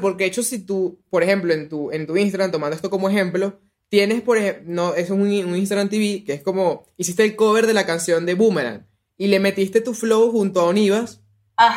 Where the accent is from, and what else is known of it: Venezuela